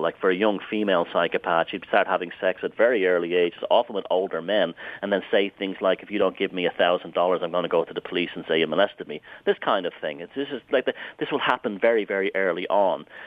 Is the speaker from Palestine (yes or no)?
no; Ireland; I grew up in Southern Ireland